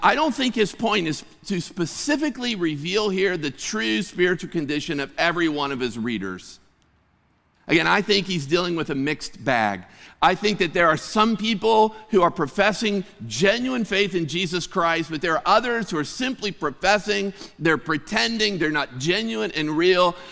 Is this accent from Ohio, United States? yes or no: no; Clymer, Pennsylvania, United States; I grew up in Western Pennsylvania, and I had the privilege of living on the sa-, in the same area as my grandma